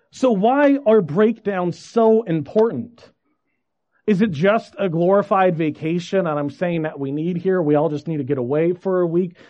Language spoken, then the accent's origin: English; Federal Way, Washington, United States; I grew up in Washington. St. Luke's uh, Lutheran Church was my home church, just in Federal Way, south of Seattle